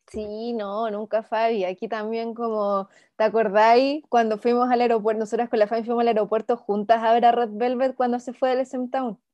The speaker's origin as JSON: {"language": "Spanish", "country": "Chile", "said": "acá en Chile"}